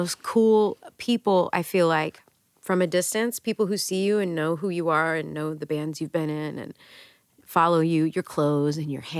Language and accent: English; Texas, United States; moved away as an adult; now in New York, United States; I'm from Texas.